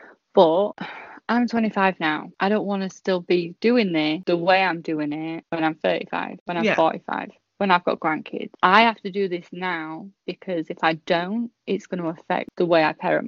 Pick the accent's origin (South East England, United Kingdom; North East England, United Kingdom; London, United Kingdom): South East England, United Kingdom; Portsmouth; now in Yorkshire, United Kingdom; I moved from Portsmouth to Yorkshire and I still have the best friends I had when I was, you know, there.